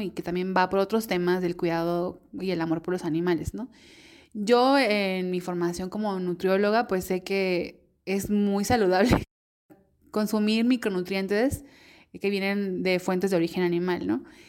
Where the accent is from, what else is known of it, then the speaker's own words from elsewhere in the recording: Mexico; las personas que somos mexicanas y mexicanos